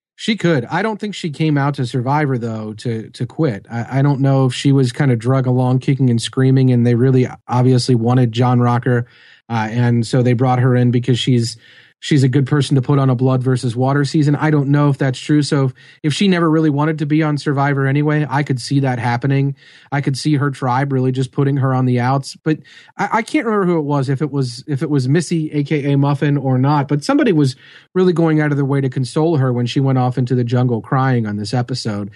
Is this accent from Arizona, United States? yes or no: no; Melbourne, Kentucky, United States; I am from Melbourne, Kentucky